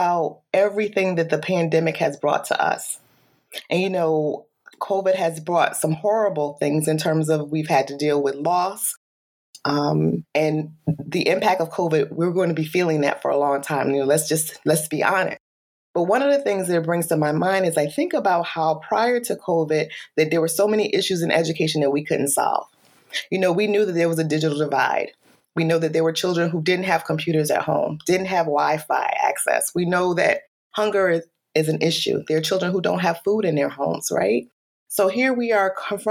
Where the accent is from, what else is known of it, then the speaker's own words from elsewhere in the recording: Bridgeport, Connecticut, United States; now in Shelton, United States; I was born and raised here in Connecticut, Bridgeport, Connecticut